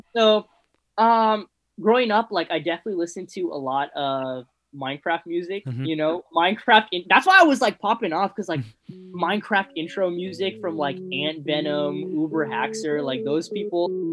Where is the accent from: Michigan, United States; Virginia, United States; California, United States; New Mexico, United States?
California, United States; San Fernando Valley; I grew up in San Fernando Valley